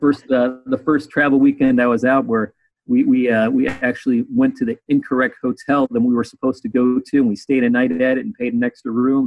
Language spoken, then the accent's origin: English; Chicago, Illinois, United States; moved away as an adult; also born or lived in Arizona; now in South Carolina, United States; I grew up in Chicago